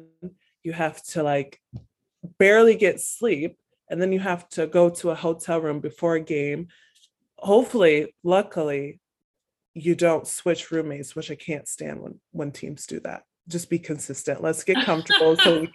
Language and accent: English; United States; as American